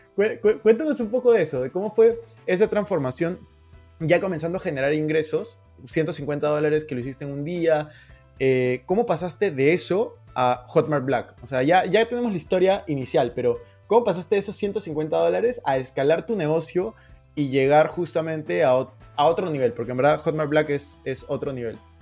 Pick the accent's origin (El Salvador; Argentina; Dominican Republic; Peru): Peru; now in Spain; yo soy de Perú, pero estoy en este momento en España.